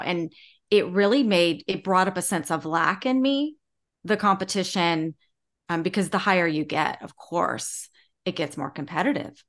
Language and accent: English; Charleston, South Carolina, United States; growing up in Charleston